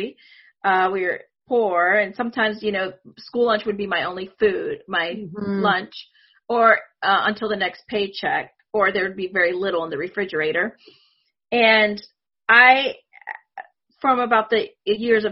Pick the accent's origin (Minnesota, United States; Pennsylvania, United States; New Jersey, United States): Pennsylvania, United States; Northwest; first language Spanish; English is a second language; also born or lived in Puerto Rico / California; I lived there for a couple of years, maybe until I was three, then moved to California for a little bit, and then to Northwest Pennsylvania